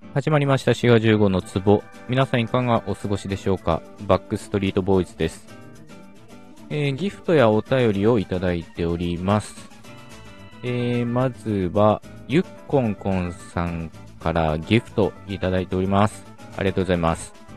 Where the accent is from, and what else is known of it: Okayama, Japan; born or raised there